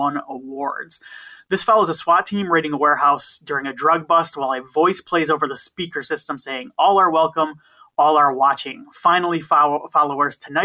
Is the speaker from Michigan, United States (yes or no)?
yes; Michigan, United States; I'm from Michigan